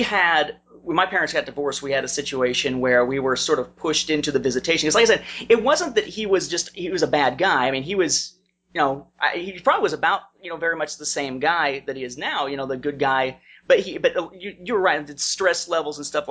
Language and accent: English; Indiana, United States; my hometown